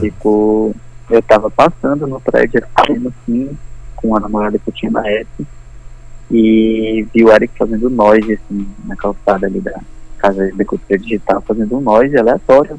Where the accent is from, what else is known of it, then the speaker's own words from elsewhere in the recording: Brazil; eu sou brasileiro, nascido no Brasil